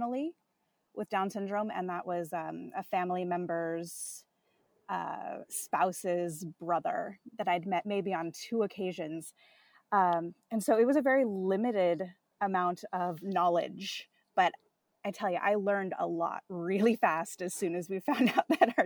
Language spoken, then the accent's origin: English; Southern California, United States; moved away; my hometown in Southern California